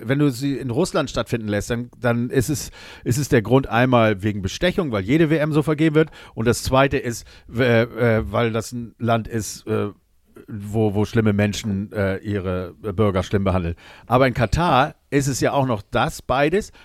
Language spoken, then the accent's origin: German; Germany; als Deutscher